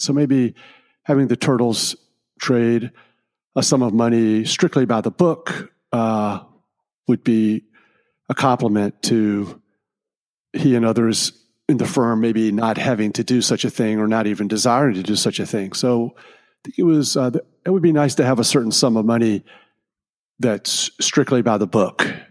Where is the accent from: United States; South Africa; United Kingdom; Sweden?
United States; Richmond, Virginia; my hometown of Richmond, Virginia